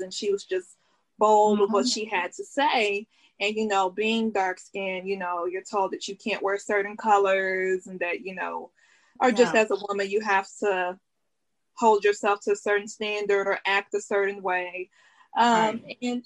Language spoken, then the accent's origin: English; Dallas, Texas, United States; I'm from Dallas. It's a part in Dallas called Oak Cliff, Texas